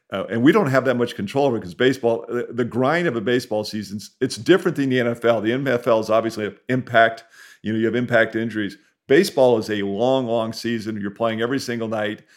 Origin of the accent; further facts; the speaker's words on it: San Diego, California, United States; growing up in San Diego